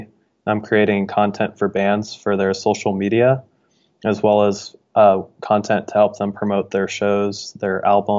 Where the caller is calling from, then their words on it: Dayton, Ohio, United States; I'm calling from Dayton, Ohio.